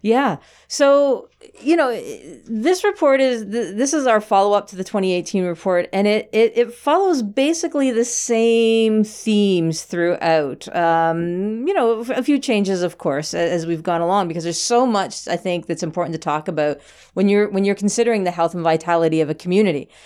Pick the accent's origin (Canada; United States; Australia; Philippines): Canada; District of Parry Sound, Ontario; now in Muskoka, Canada; I was born and raised in the District of Perry Sound in a little tiny community that I think that had three stop signs